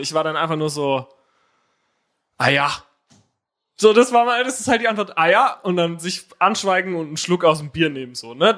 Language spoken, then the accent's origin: German; Herxheim, Rhineland-Palatinate, Germany; now in Berlin, Germany; Aus Herxheim